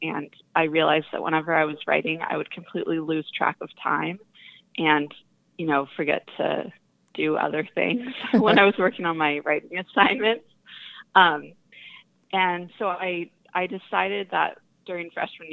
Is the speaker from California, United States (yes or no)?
yes; Northern California, United States; I grew up in Northern California